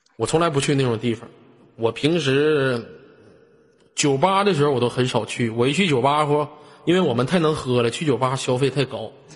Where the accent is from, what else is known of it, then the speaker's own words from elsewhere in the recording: Inner Mongolia, China; 我们这都生活在草原的人